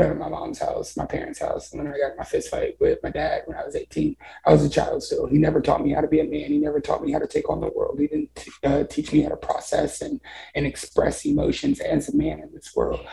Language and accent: English; Columbia, Missouri, United States; also born or lived in Texas; I live in Columbia, Missouri now. And um, I, have been here since I was seven, so it's hometown